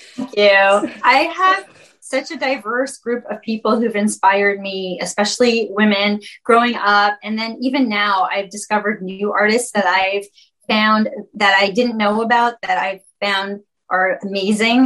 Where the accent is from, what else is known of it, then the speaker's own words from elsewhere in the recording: Canada; I'm from Canada